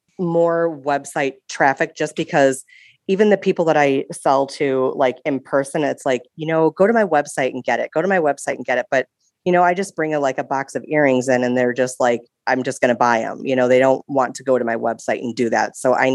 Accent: Wisconsin, United States; I am from Wisconsin

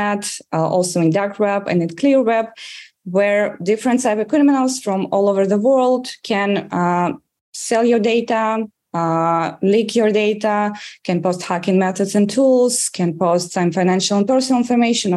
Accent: Russia; English is a second language; moved away as an adult; now in Israel; As you can probably judge from my accent, I grew up in Russia, and I was working as a journalist in Russia.

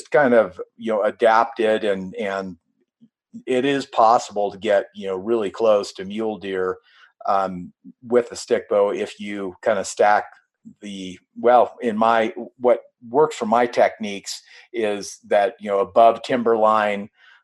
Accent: Northwestern California, United States; moved away as an adult; I grew up in Northern California

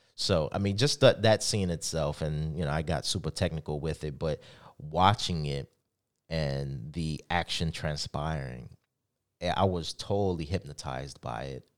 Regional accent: New York City, New York, United States; growing up in the Bronx

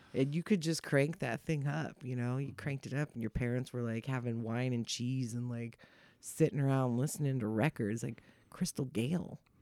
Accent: Bay Area, California, United States; also born or lived in Chicago / San Francisco / Santa Clara / San Jose; I grew up in the Bay Area

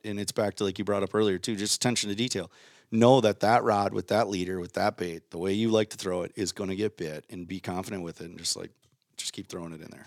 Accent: Waconia, Minnesota, United States; I grew up in Minnesota

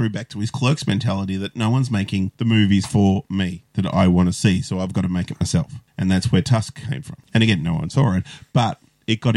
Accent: Melbourne, Victoria, Australia; I grew up in Watonia. I live in Bundoora now. So I've moved a total of like 7 kilometres in my life.

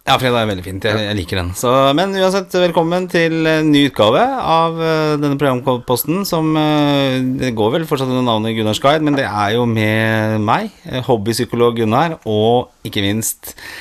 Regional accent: Oslo, Norway; når jeg vokste opp eh, Jeg bodde i blokk hjemme på Torshov

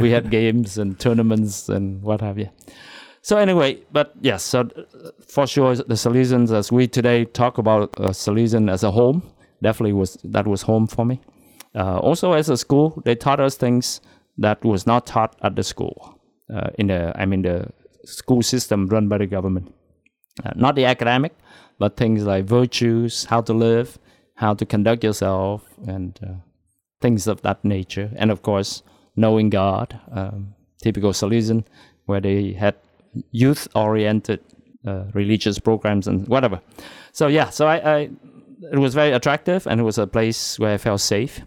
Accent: Da Lat, Lâm Đồng, Vietnam; moved away as an adult; My hometown is Dalat, Vietnam.

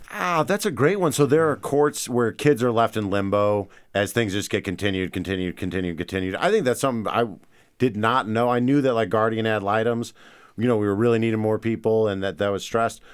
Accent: St. Louis, Missouri, United States; now in Great Falls, United States; I'm from Saint Louis

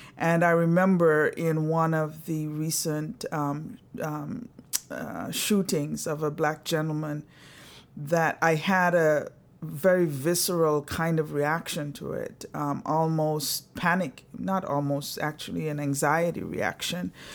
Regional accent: Antigua & Barbuda; moved away; I was born in the little beautiful Caribbean island of Antigua. My parents are Antiguans

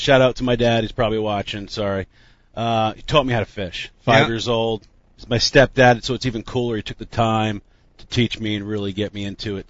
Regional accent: Jefferson Township, New Jersey, United States; I'm from North Jersey originally. I grew up Jefferson Township, Lake Opacon. moved all around New Jersey, but I'm a Jersey guy. I've been here my whole life

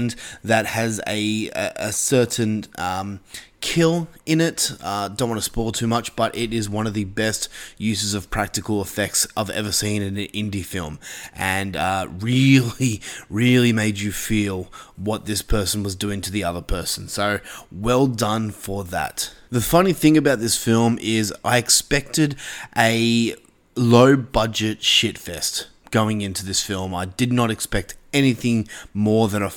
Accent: Australia; As an Australian myself

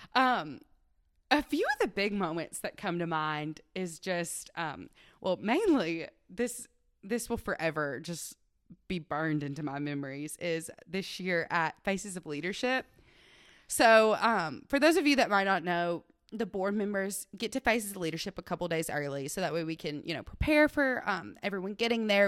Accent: Waverly, Tennessee, United States; I am from Waverly, Tennessee, where I was born and raised on our fourth generation family farm.

